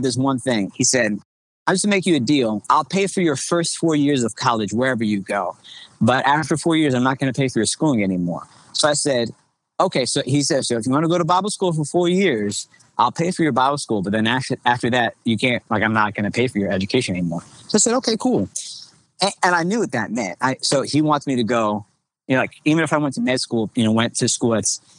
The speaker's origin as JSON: {"language": "English", "area": "Long Island", "region": "New York", "country": "United States", "tie": "born or raised there", "moved": "as an adult", "said": "I'm originally from New York, Long Island, New York. The church that I grew up in is called Bethel United Pentecostal Church"}